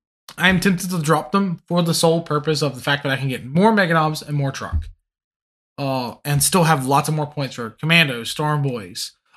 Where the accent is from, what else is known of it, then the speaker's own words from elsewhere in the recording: Louisiana, United States; I'm from Louisiana, and like coming from the Cajun culture, we look at the French and like, yeah, we come from you. But at the same time, we're like, we're really not you.